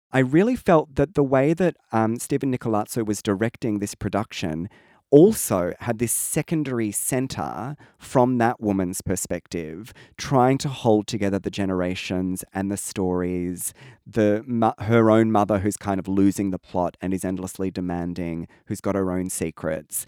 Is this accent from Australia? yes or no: yes; Australia; that problem that we have in Australia of historically seeing England as where we come from